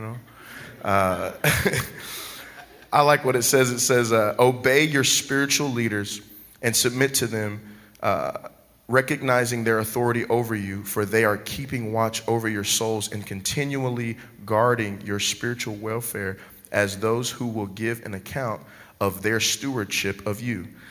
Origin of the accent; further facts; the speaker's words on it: Dallas, Texas, United States; moved away; I'm originally from Dallas, Texas.